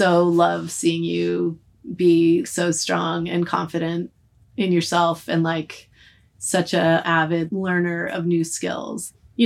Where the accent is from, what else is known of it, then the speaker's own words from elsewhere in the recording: outside of Boston, Massachusetts, United States; moved away as an adult; I grew up outside of Boston